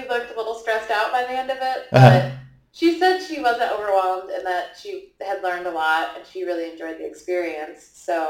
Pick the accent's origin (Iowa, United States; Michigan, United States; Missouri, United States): Iowa, United States; moved away as an adult; also born or lived in Minnesota; Because I grew up here in Iowa, but left at 18 to go to school in Minnesota.